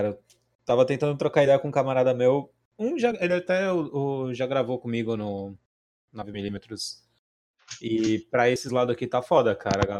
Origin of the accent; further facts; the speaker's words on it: Santos, São Paulo, Brazil; eu sou de Santos, né? Litoral é quente pra caralho.